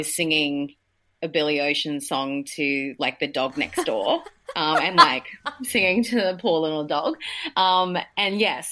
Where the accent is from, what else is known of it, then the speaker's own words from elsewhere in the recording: Newcastle, New South Wales, Australia; I grew up in Newcastle